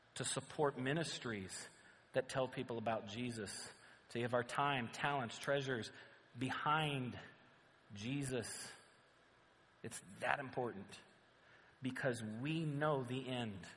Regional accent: Southern California, United States; we're from Southern California

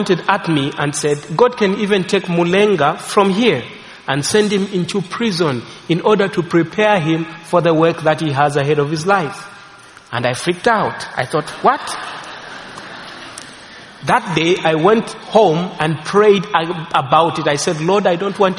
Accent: Zambia; I am from Zambia.

